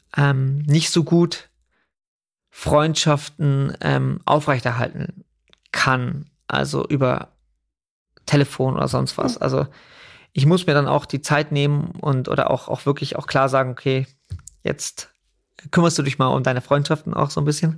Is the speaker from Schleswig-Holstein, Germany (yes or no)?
no; Überlingen, Baden-Württemberg, Germany; born or raised there; also born or lived in Scotland